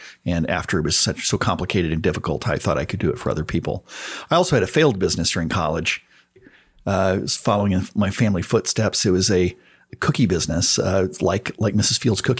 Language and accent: English; San Antonio, Texas, United States; I grew up on a cattle ranch just outside San Antonio, Texas.